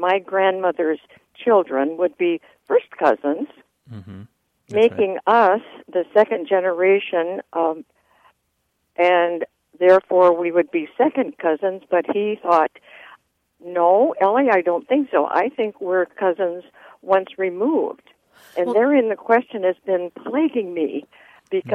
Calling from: San Diego, California, United States; I'm calling you from Rancho Bernardo

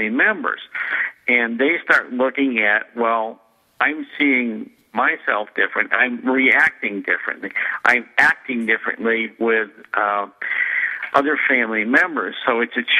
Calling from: Detroit, Michigan, United States; I'm calling in from Detroit, Michigan, where I've got a practice I've had for 30-plus years

